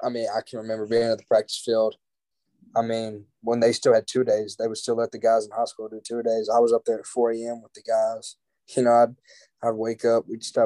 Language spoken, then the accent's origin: English; Brandon, Mississippi, United States; also born or lived in Martin, Tennessee; So, I'm from Brandon, Mississippi. If people ask me where I'm from, I say I'm from Brandon, Mississippi. You know, I was born in UT Martin.